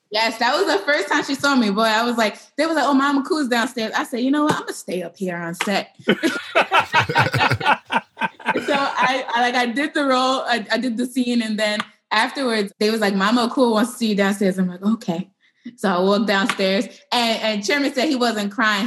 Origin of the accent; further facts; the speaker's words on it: New York City, New York, United States; I'm from East New York and I went to high school in Brownsville